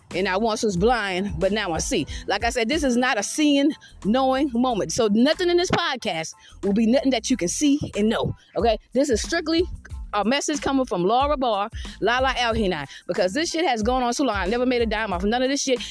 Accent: Georgetown, South Carolina, United States; also born or lived in Richland County, South Carolina / Irmo, South Carolina / Red Bank, Lexington County, South Carolina; I've never lived on the outside of South Carolina in my fucking life. I'm from Georgetown, South Carolina.

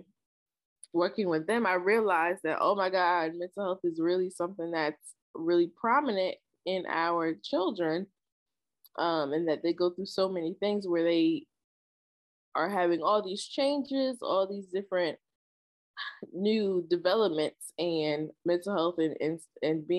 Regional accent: Trenton, New Jersey, United States; I am from Trenton, New Jersey, born and raised.

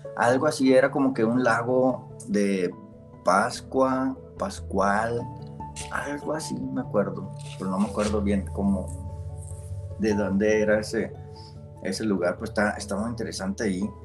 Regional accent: Monterrey, Nuevo León, Mexico; yo soy de Monterrey, no, no les dije, soy de acá de Monterrey, Nuevo León

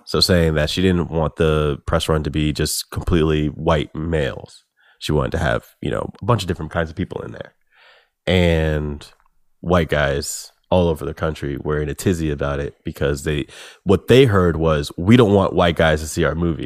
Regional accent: United States; as an American

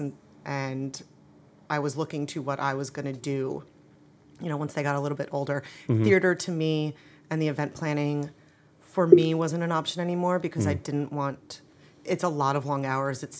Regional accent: Jersey Shore, New Jersey, United States; now in Norfolk, United States; I grew up in New Jersey

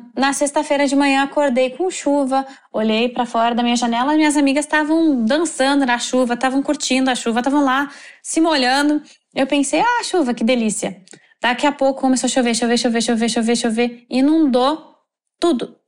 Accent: Novo Hamburgo, Rio Grande do Sul, Brazil; moved away as an adult; now in Doha, Qatar; sou de Novo Hamburgo, no Rio Grande do Sul.

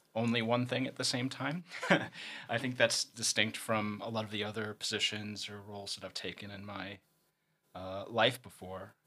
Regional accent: Chicago, Illinois, United States; moved away; also born or lived in London; I'm, uh, originally from Chicago. Uh, I'm American and lived, uh, in London for about seven years

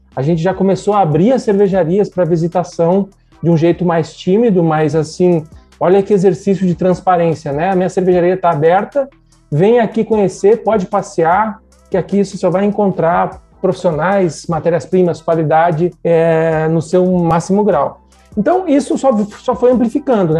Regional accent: Rio Grande do Sul, Brazil; Eu sou gaúcho, formado em engenharia química na Universidade Federal de Santa Maria, no Rio Grande do Sul

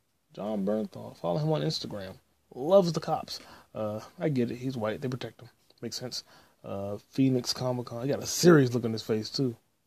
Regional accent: Canada; I'm from Canada

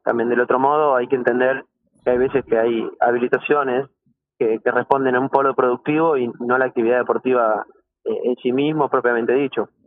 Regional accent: Argentina

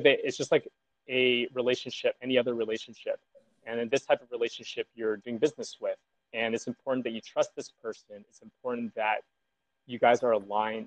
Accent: Southern California, United States; I grew up in Southern California

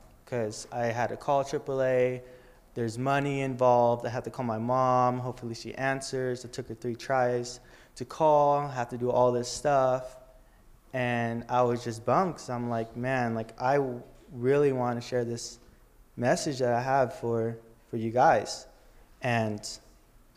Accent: Riverside, California, United States; also born or lived in San Bernardino, California; I'm originally from San Bernardino in the hood

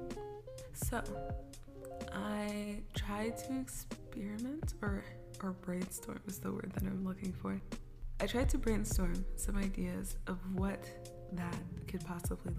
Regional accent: Kansas, United States; moved away as an adult; now in Los Angeles, United States; I'm from Kansas, bro. I'm from the suburbs of Kansas

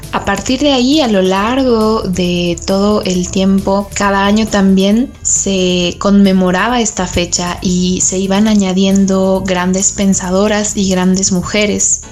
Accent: Mexico; como mujeres mexicanas

